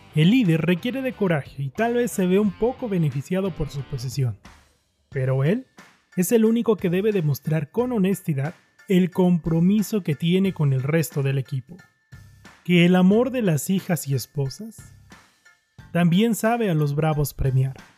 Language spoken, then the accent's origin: Spanish; Mexico; Somos los mexicanos